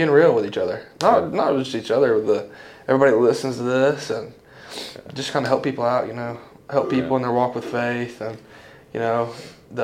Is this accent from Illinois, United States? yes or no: no; Crab Orchard, Tennessee, United States; Born and raised in Crab Orchard my whole life